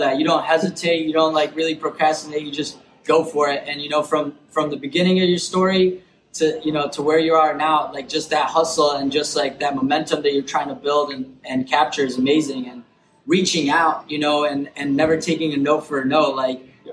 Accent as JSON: {"language": "English", "town": "Chicago", "region": "Illinois", "country": "United States", "said": "I'm, I'm from Chicago"}